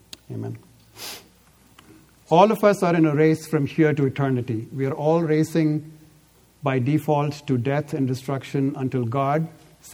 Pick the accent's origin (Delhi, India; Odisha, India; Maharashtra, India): Delhi, India; now in Bay Area, United States; I grew up in Delhi, so I know. I live now in the Bay Area